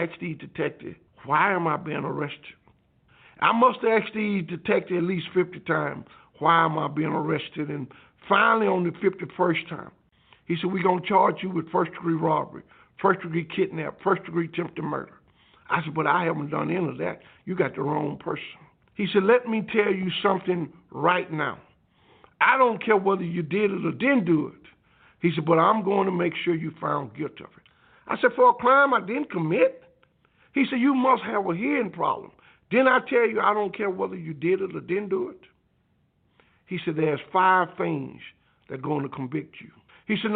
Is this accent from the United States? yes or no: yes; Alabama, United States; I grew up outside of Birmingham, a little place called Preco, Alabama.